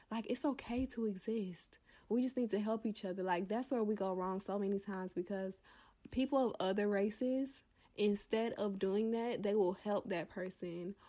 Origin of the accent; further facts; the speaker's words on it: the South, United States; a Black woman from the South